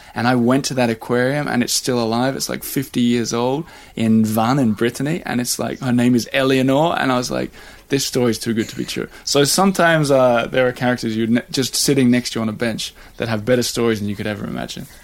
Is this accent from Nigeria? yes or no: no; Australia; now in Paris, France; as an Australian with a Swedish wife living in Paris